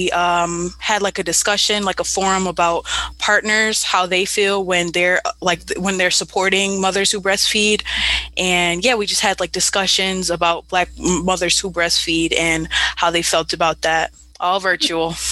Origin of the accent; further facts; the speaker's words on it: Buffalo, New York, United States; I was born and raised in Buffalo, involved in several uh, social action organizations in Buffalo.